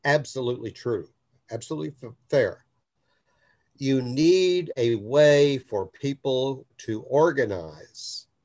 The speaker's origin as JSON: {"language": "English", "region": "Oklahoma", "country": "United States", "said": "I'm from Oklahoma."}